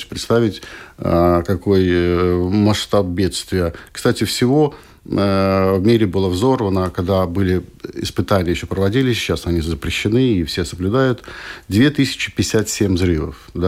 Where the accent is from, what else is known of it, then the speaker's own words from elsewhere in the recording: Latvia; Их было двое. И вот э, мы двое из Латвии.